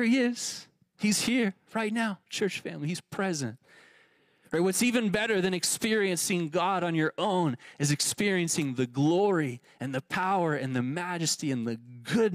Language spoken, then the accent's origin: English; Texas, United States; now in Tucson, United States; the suburbia I grew up in Texas